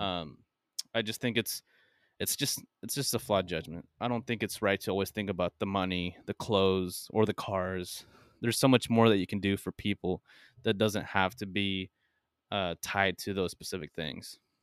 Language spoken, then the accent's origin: English; United States; being American